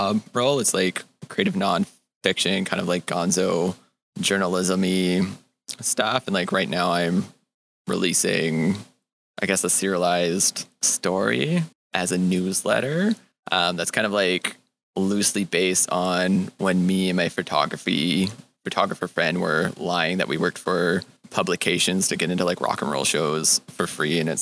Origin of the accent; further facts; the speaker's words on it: Edmonton, Alberta, Canada; now in Montreal, Canada; I'm originally from Edmonton, Alberta, and I'm a creative who's now living and working in Montreal